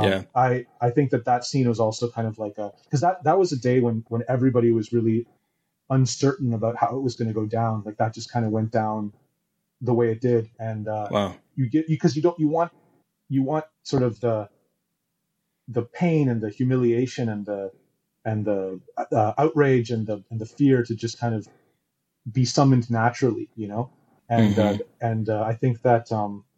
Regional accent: Toronto, Ontario, Canada; moved away as an adult; now in Taiwan; I grew up in Toronto, in Canada.

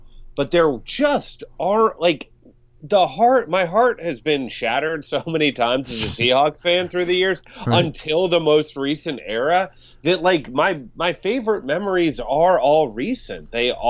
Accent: Bainbridge Island, Washington, United States; also born or lived in Seattle, Washington; now in Los Angeles, United States; I grew up in both Bainbridge Island, Washington, a little island a ferry ride away from Seattle

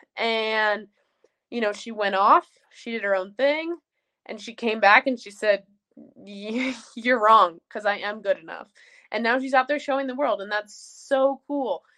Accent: Jackson, Wyoming, United States; I'm from Jackson Hole. It's an amazing place

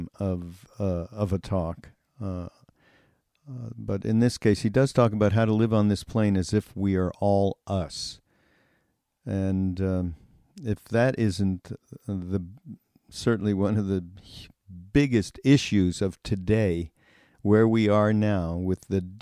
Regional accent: Montreal, Quebec, Canada; my hometown in Montreal

